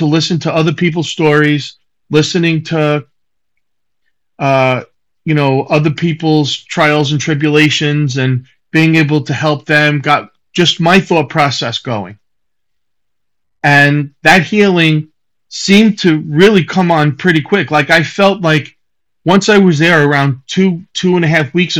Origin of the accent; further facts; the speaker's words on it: Long Island, New York, United States; moved away as an adult; now in South Carolina, United States; I'm originally from Long Island.